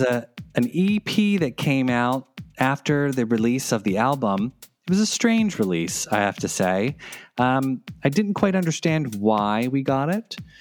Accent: United States; accent: American; my awful American accent

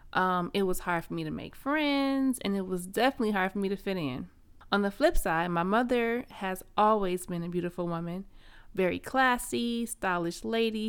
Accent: Flint, Michigan, United States; I grew up in Flint, Michigan, which is a small town known as the Vehicle City.

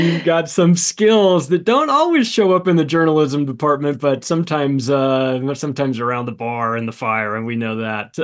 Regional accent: California, United States; moved away; I'm a Californian, I'm not anymore, but I lived there for thirty-five years

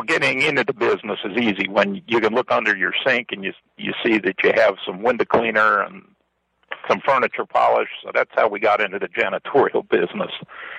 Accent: New Jersey, United States; From New Jersey.

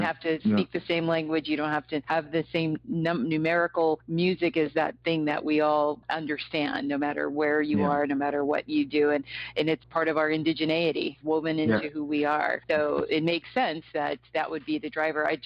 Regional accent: Minnesota, United States; my home state, Minnesota

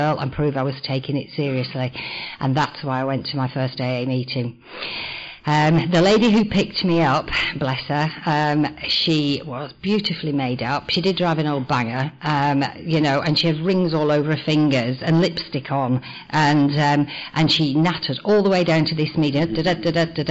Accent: North West England, United Kingdom; I was born in the northwest of England in the 1950s in a coal mining cotton mill town

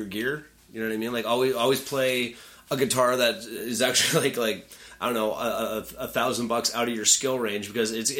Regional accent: Canada; you can't tell we're Canadian either.

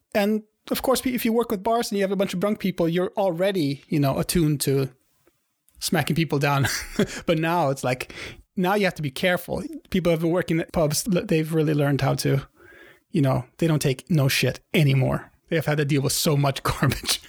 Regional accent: Sweden; I'm from Sweden

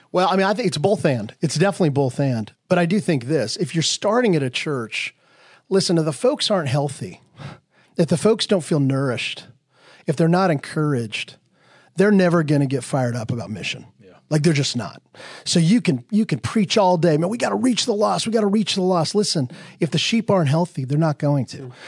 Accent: Wyoming, United States; I grew up in Wyoming. Okay, so now you've met someone from Wyoming.

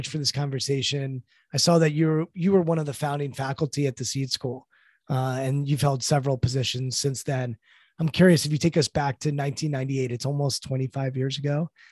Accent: Washington, District of Columbia, United States; also born or lived in Maryland; Washington, D.C., which is my hometown

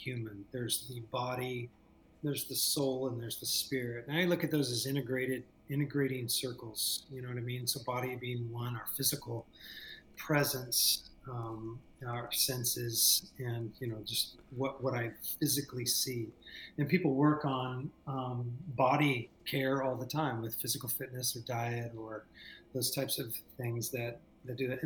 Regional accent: Southern California, United States; moved away as an adult; also born or lived in San Jose; I moved from Southern California, where, you know, you and I both were raised, and up to the Bay Area

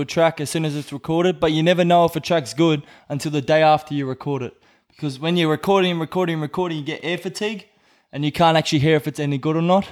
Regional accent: Brisbane, Queensland, Australia; born or raised there; moved away as an adult; now in Whangarei, New Zealand

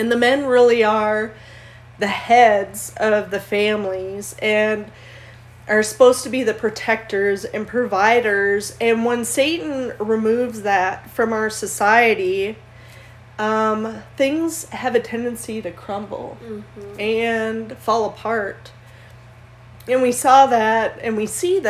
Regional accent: Minnesota, United States; I was born and raised in Minnesota

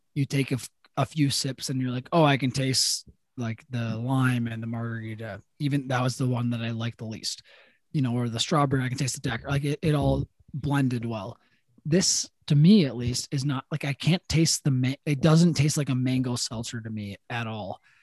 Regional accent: Madison, Wisconsin, United States; also born or lived in Milwaukee; growing up in Madison or even like Milwaukee

